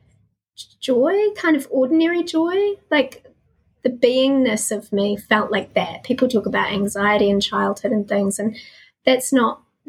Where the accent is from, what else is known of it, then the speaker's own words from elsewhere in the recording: New Zealand; I was born to a solo mum in New Zealand who was kicked out of home for being pregnant